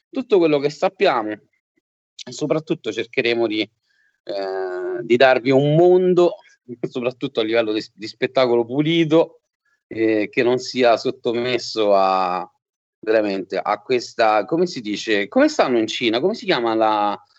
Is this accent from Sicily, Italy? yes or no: no; Rome, Lazio, Italy; born there; mia mamma era del sud, mio papà era del, è del nord, io sono nato a Roma